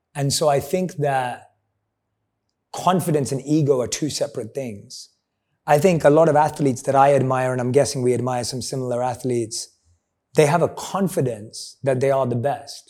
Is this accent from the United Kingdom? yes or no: yes; London, United Kingdom; I'm a boy from London.